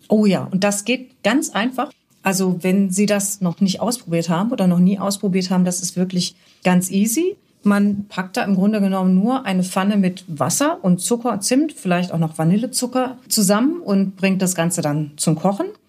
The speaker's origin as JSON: {"language": "German", "town": "Cologne", "region": "North Rhine-Westphalia", "country": "Germany", "said": "bei uns in Köln"}